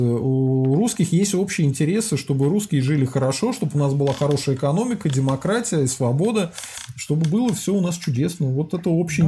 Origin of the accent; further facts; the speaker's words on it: Russia; я русский